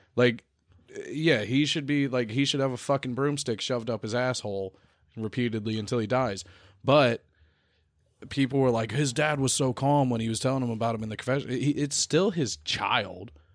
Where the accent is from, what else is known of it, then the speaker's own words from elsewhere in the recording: the South, United States; I'm from the South